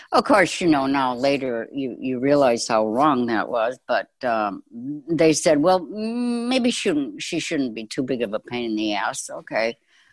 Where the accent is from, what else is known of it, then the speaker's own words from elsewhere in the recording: Chicago, Illinois, United States; I grew up in Chicago